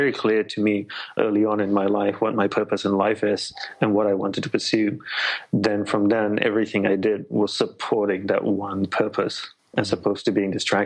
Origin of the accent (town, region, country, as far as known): Australia; born or raised there; moved away as an adult; also born or lived in Malaysia / Hawaii / Sri Lanka (ancestry); now in United States